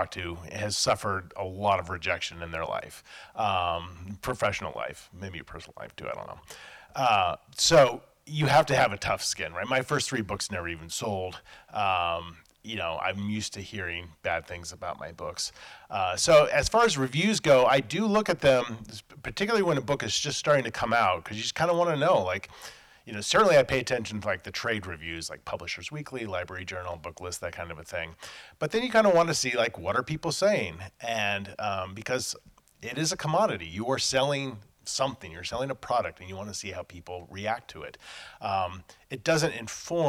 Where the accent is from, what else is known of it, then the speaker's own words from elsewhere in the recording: Los Angeles, California, United States; I grew up in Los Angeles in the 80s